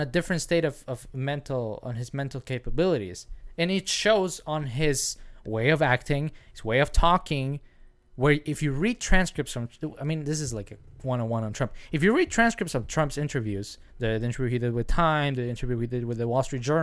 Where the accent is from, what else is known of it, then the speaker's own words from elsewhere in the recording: Mexico; now in United States; that's how we grew up in Mexico